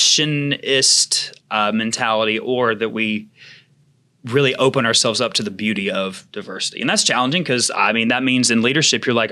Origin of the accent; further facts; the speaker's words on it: the South, United States; I grew up in the South